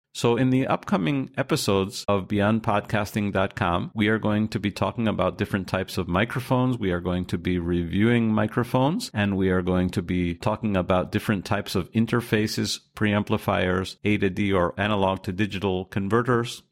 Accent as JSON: {"language": "English", "country": "United States", "said": "I'm from the United States"}